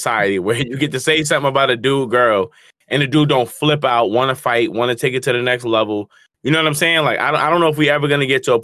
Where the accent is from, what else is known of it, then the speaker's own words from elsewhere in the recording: New Jersey, United States; I'm from Jersey